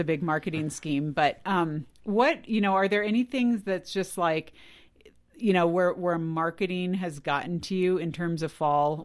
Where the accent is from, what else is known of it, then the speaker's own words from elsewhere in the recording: California, United States; moved away; I grew up in California